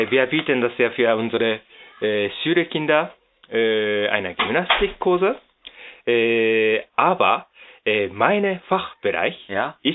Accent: Düsseldorf, North Rhine-Westphalia, Germany; Ja, äh, ich komme aus Düsseldorf in Deutschland.

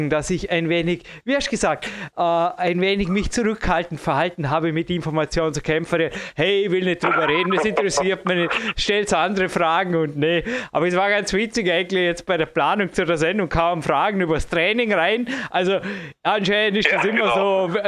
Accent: United States; Zum Glück bin ich ein Amerikaner.

